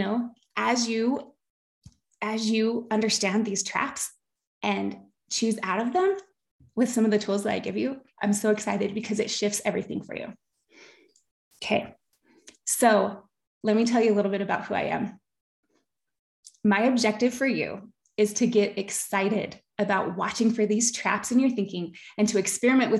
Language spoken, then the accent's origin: English; Park City, Utah, United States; also born or lived in Bountiful, Utah / Sandy, Utah / Henefer, Utah; I grew up in Park City. I went to Park City High School, go Miners